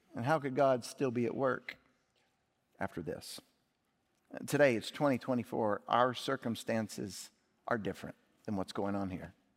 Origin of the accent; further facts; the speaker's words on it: Indianapolis, Indiana, United States; moved away; also born or lived in Kentucky; I was born in Kentucky and lived in Indianapolis, Indiana